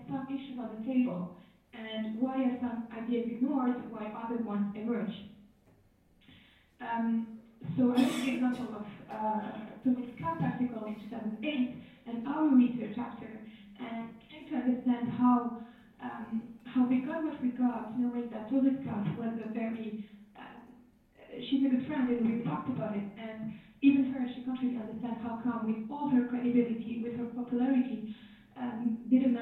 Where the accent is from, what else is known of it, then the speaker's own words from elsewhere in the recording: Algeria; I'm from Algeria. I grew up with the idea that feminism is just a Western concept